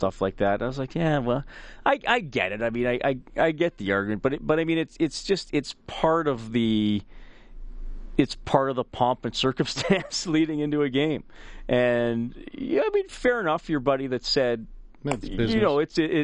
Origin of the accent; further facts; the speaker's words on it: Canada; even as a Canadian